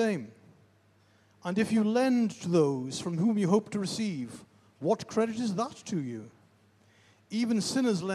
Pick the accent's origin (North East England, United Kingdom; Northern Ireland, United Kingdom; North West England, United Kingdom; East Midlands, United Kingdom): North East England, United Kingdom; the Northeast; moved away; I'm originally from the Northeast.